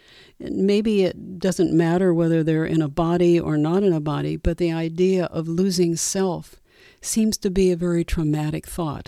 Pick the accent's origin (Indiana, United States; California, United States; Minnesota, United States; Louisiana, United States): California, United States; I was raised in California, very traditional Christian religion that didn't embrace reincarnation.